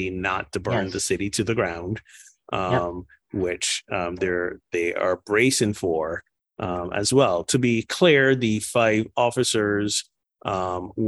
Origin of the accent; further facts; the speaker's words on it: Barbados; Barbados, my home country